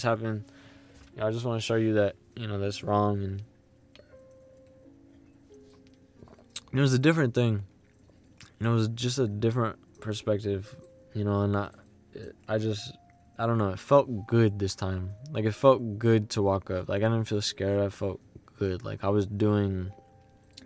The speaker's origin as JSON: {"language": "English", "country": "United States", "tie": "born or raised there", "said": "I grew up in the United States"}